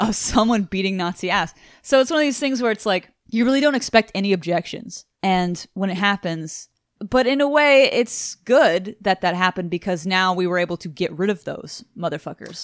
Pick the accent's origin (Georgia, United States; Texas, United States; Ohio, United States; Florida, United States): Texas, United States; Houston; we are from Houston, fucking Texas